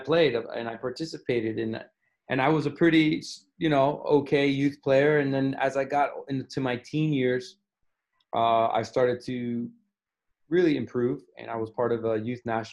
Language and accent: English; Miami, Florida, United States; I grew up in Miami, Florida.